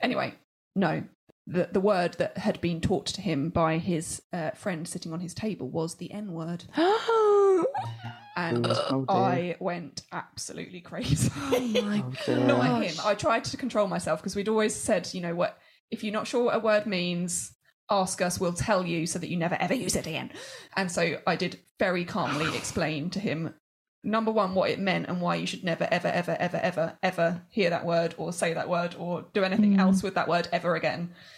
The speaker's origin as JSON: {"language": "English", "country": "United Kingdom", "said": "We're British and our husband is on a different planet."}